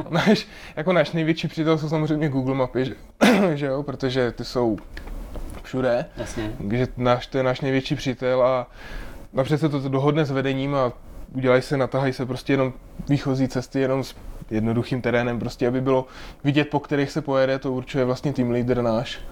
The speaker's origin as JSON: {"language": "Czech", "region": "Moravia", "country": "Czechia", "moved": "as an adult", "lives_now": "Prague, Czech Republic", "said": "tak já jsem Moravák, tak já jsem Moravák"}